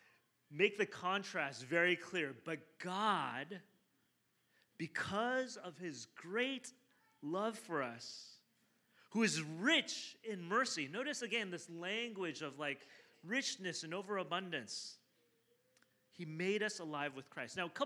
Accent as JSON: {"language": "English", "region": "southern China", "country": "China", "moved": "yes", "said": "I'm from South China originally"}